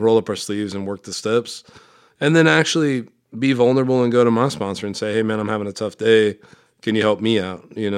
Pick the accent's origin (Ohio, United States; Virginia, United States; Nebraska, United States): Nebraska, United States; Omaha; I'm from Omaha, Nebraska.